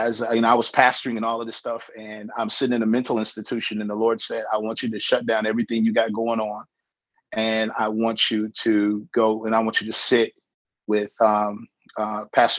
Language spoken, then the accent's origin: English; Danville, Virginia, United States; I was born in Virginia in 1975